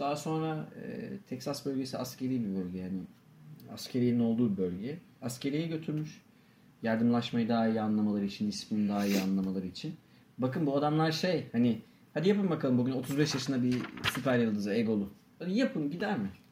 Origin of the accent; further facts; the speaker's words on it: Turkey; biz Türk'üz